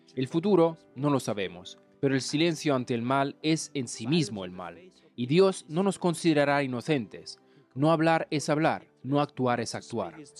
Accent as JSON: {"language": "Spanish", "country": "North Korea", "moved": "yes", "said": "Corea del Norte, por supuesto, mi país de origen"}